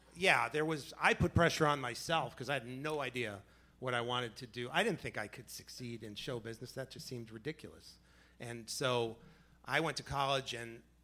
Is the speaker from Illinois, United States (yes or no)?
no; New York City, New York, United States; now in New Jersey, United States; I was born in Manhattan, but I live in Jersey